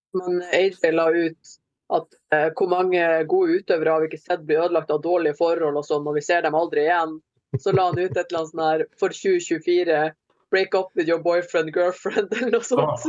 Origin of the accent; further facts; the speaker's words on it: Kirkenes, Finnmark, Norway; moved away; hjemme i Finnmark så er det kjøtt. Og jeg får egen biffsteik. Og jeg vokste opp med sånn lappebiff